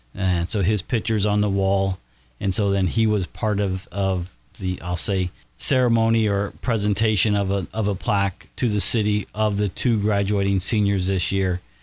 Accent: Batesville, Indiana, United States; as a youngster growing up in Batesville

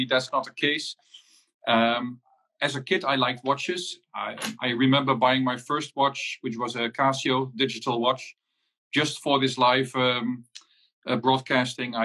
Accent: Netherlands; I'm from the Netherlands, and I'm dialing in from home

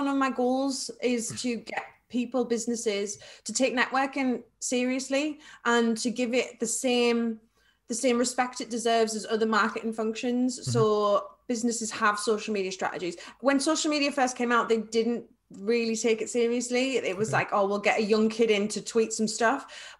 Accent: North West England, United Kingdom; accent: Scouse; So my scouse comes out, I'm like, I was on some chicken. Like, I've got a scouse. That's my awful scouse accent.

